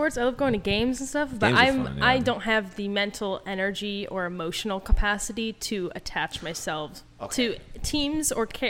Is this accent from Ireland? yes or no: no; Arizona, United States; moved away as an adult; also born or lived in Glendale, California; now in Los Angeles, United States; I'm from Arizona and everything's flat and laid out really far away.